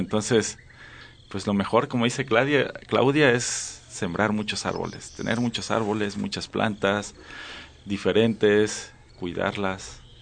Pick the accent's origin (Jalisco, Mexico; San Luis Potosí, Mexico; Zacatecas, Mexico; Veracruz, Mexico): Veracruz, Mexico; Xalapa; now in Chiapas, Mexico; Yo soy de Jalapa, Veracruz